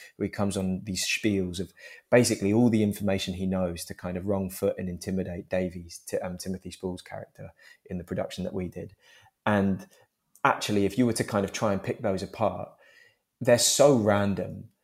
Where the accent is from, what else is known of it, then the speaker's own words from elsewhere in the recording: London, United Kingdom; I was born in Turnham Green